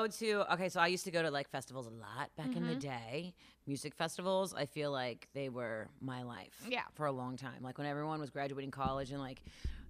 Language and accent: English; White Oak, Ohio, United States; I'm from White Oak